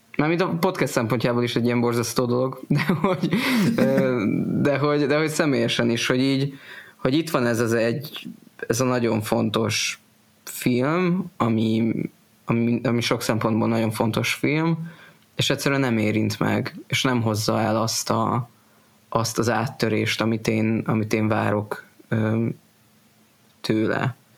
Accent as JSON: {"language": "Hungarian", "country": "Hungary", "said": "magyar evangélikusként"}